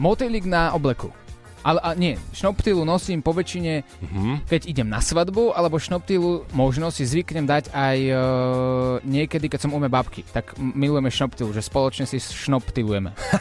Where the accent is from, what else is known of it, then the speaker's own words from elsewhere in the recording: Slovakia; Odkiaľ si? Zo Slovenska.